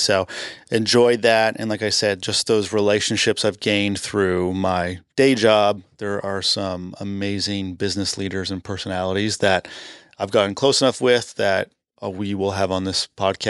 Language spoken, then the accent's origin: English; Canada; So you'll hear throughout this entire podcast, I'm from Canada. I get made fun of that all the time.